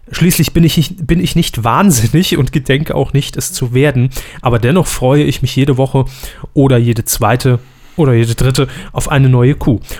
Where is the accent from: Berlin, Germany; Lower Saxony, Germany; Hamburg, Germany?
Lower Saxony, Germany; born there; komme ich als gebürtiger Ostfriese nicht umhin, euch wissen zu lassen, dass Bölken im Plattdeutschen so viel wie Schreien oder brüllen bedeutet